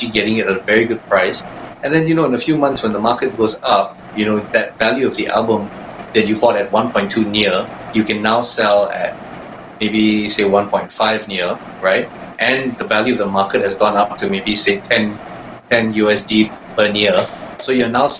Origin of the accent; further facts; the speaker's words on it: Kuala Lumpur, Malaysia; I'm from KL.